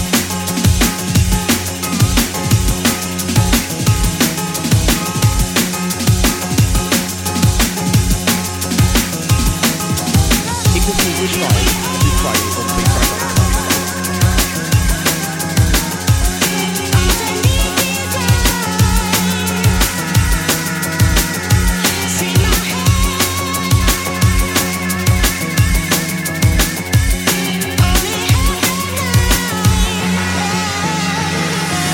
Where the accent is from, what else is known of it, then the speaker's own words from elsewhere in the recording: Budapest, Hungary; Budapest. My hometown representing